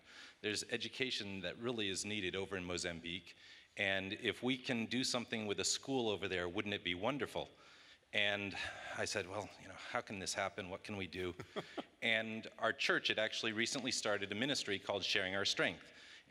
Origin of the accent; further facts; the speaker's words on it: Maryland, United States; we live on the East Coast. We're from Maryland.